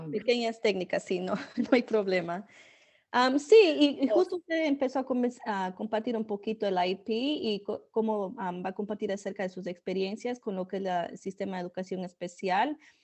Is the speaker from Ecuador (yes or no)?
yes; Ecuador; now in United States; yo crecí en Ecuador